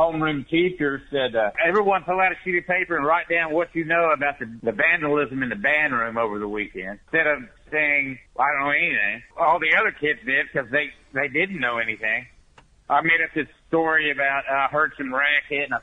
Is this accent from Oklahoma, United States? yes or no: yes; Muskogee, Oklahoma, United States; moved away as an adult; also born or lived in Santa Fe; What I consider my hometown is Muskogee, Oklahoma